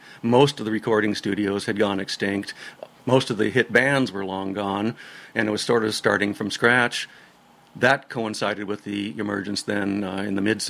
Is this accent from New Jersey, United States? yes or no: no; Olympia, Washington, United States; also born or lived in Seattle; I was born in Seattle and raised mostly in Olympia.